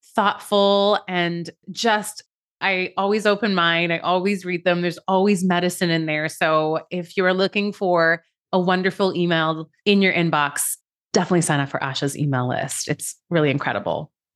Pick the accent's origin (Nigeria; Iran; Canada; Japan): Iran; moved away; I'm an immigrant from Iran